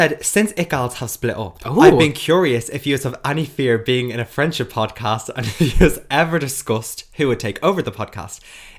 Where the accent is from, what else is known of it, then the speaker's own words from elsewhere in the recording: Dublin, Leinster, Ireland; I'm from Dublin.